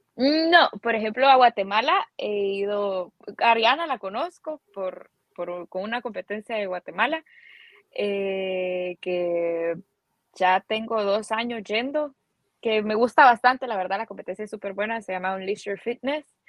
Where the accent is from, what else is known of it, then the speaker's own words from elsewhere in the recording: San Salvador, El Salvador; salvadoreña, aquí he vivido siempre